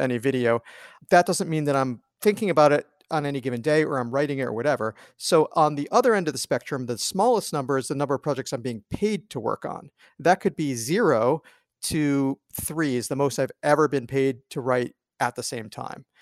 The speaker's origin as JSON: {"language": "English", "region": "East Coast", "country": "United States", "tie": "born or raised there", "moved": "as an adult", "said": "I grew up on the East Coast"}